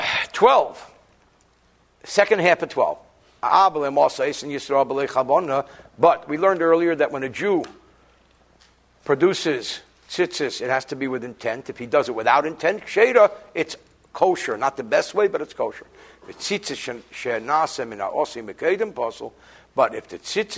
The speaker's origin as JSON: {"language": "English", "region": "New Jersey", "country": "United States", "said": "I'm from New Jersey"}